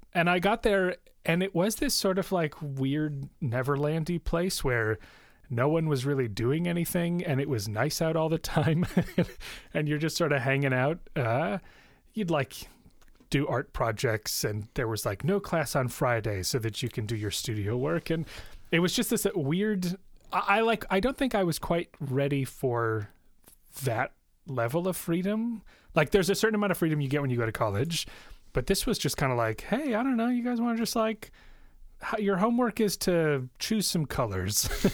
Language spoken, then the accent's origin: English; Mount Prospect, Illinois, United States; I, I, grew up in Mount Prospect, which is a northwest suburb of Chicago